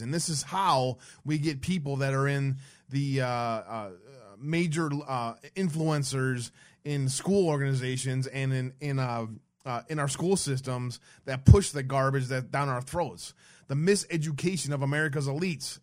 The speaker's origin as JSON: {"language": "English", "town": "Detroit", "region": "Michigan", "country": "United States", "tie": "born or raised there", "said": "I grew up in Detroit."}